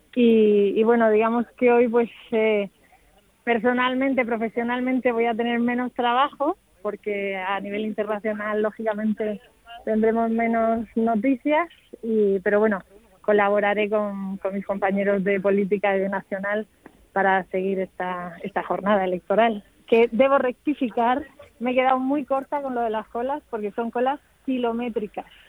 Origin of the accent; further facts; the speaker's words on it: Region of Murcia, Spain; now in Madrid, Spain; los murcianos que recibimos